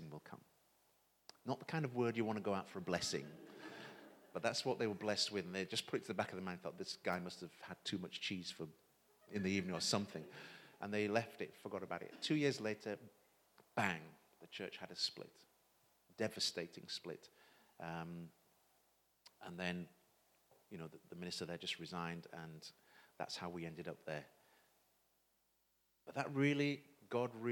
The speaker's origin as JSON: {"language": "English", "town": "Leeds", "region": "Yorkshire and the Humber", "country": "United Kingdom", "tie": "born or raised there", "also_born_or_lived": "St. Kitts", "moved": "yes", "lives_now": "Romford, United Kingdom", "said": "I was born in St. Kitts in the West Indies, but when I was 2 years old, my family emigrated to England, and we landed in Leeds. And I was raised in Leeds, so I'm a Yorkshireman"}